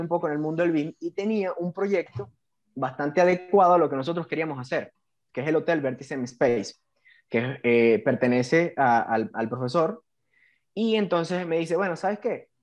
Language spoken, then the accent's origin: Spanish; Puerto Ordaz, Bolívar, Venezuela; moved away; soy oriundo de Puerto Ordaz, Estado Bolívar, Venezuela